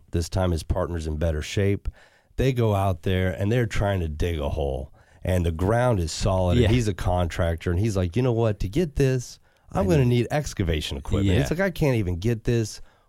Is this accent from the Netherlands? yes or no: no; Puerto Rico; I've got people. I'm from Puerto Rico. You're a gringo. I can go down there.